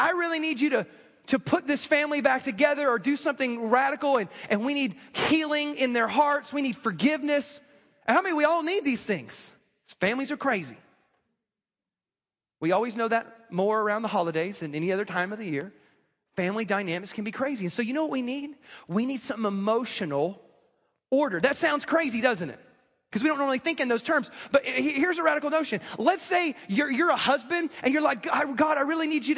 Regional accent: the South, United States; I grew up in the South

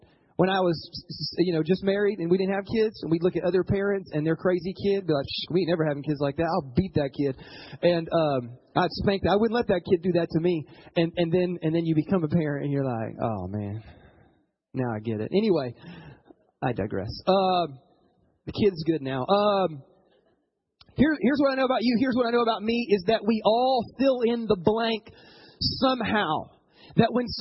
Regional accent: the South, United States; moved away as an adult; also born or lived in Ohio; I grew up in the South

